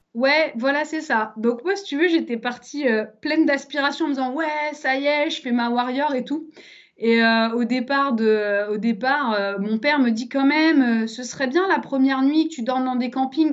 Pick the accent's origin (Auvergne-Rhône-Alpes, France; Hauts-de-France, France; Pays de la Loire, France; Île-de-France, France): Auvergne-Rhône-Alpes, France; Savoie; also born or lived in Paris; now in Lyon, France; je suis savoyarde à la base